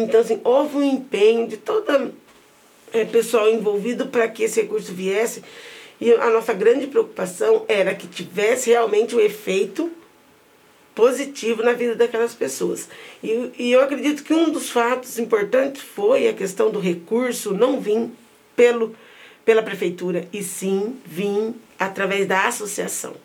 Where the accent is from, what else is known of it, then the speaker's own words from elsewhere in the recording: Londrina, Paraná, Brazil; Nasci na Vila Maris, uma das mais antigas das favelas de Londrina, bem próximo do centro.